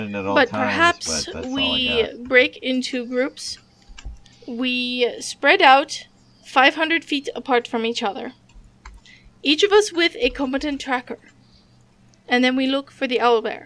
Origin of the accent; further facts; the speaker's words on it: Nebraska, United States; I grew up in Nebraska